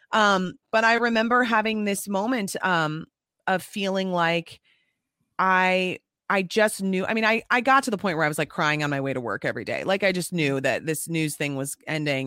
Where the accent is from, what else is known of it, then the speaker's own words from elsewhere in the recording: Apple Valley, Minnesota, United States; I'm from Apple Valley.